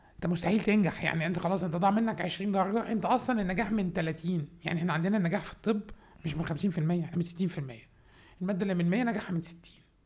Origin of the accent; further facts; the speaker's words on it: Minya, Minya Governorate, Egypt; أنا أصلاً من المنيا، من الصعيد، راجل صعيد.